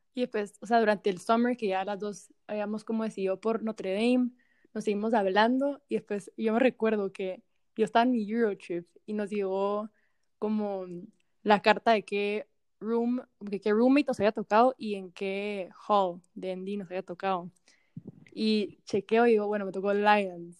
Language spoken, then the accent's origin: Spanish; Guatemala; moved away as an adult; now in United States; soy de Guatemala